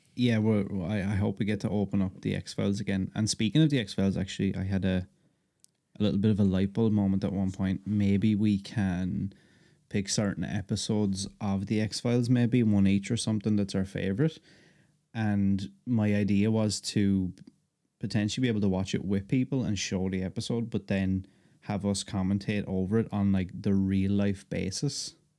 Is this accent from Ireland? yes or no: yes; Ireland; I'm Irish